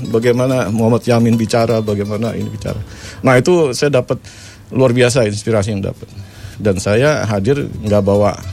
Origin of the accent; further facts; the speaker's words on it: Jakarta, Indonesia; born there; saya lahir di Jakarta saya istilahnya Islam abangan ya